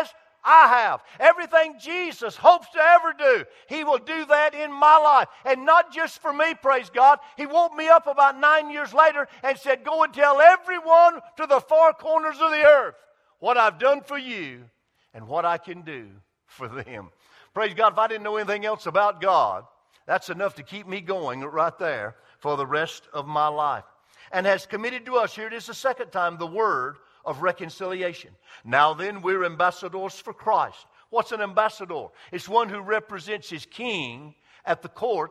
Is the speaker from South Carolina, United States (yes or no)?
yes; Greenville, South Carolina, United States; on a mill village where I grew up in Greenville, South Carolina